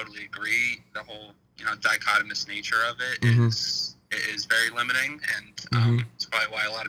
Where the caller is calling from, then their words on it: Hershey, Pennsylvania, United States; I'm from right around Harrisburg, Hershey area in Pennsylvania.